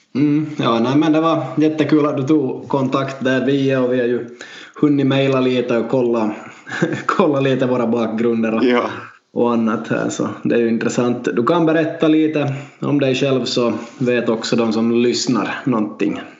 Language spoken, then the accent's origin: Swedish; Vaasa, Ostrobothnia, Finland; Vi är två lärare från Vasa